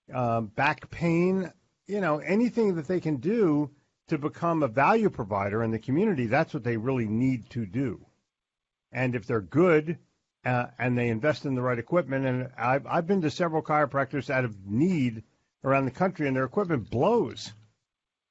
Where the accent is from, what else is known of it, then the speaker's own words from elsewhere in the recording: Philadelphia, Pennsylvania, United States; moved away; also born or lived in New Jersey / Florida; I grew up in Philadelphia